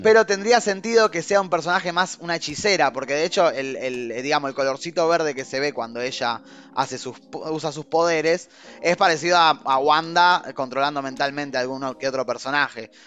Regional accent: Argentina; De Argentina somos nosotros. Sí, el, acento nuestro puede confundir, porque podríamos ser uruguayos. Eh, pero no, somos argentinos

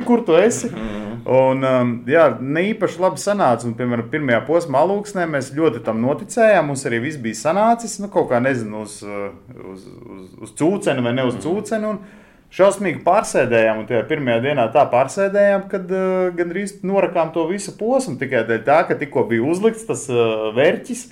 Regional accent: Latvia; Mēs esam no Latvijas

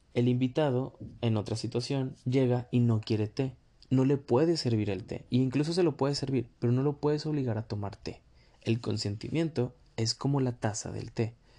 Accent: Mexico; also born or lived in northern Mexico; desde mi perspectiva como mexicano, básicamente vivo en el norte

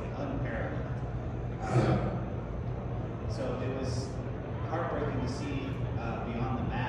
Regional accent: Bakersfield, California, United States; my hometown, Bakersfield, California.

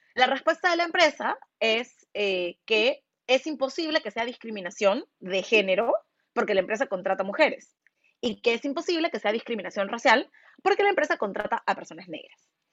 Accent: Peru; han pensado que soy cualquier cosa menos una persona peruana, porque no se imaginan que hay afrodescendientes en el Perú

